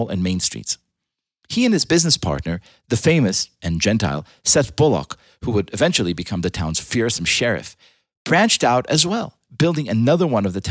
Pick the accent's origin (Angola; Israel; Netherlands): Israel; moved away; I was born in Israel, the indigenous homeland of the Jewish people